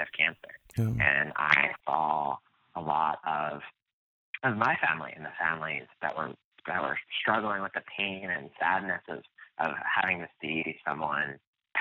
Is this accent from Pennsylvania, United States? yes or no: yes; outside of Philadelphia, Pennsylvania, United States; where I grew up outside of Philadelphia by the Philadelphia airport, and grew up in a town